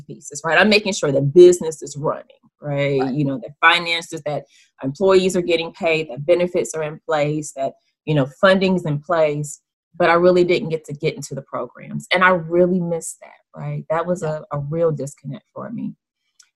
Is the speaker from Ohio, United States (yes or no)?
yes; Dayton, Ohio, United States; moved away as an adult; now in Georgia, United States; I honestly had never envisioned myself leaving Dayton, Ohio, right? Yeah. I was born there, was raised there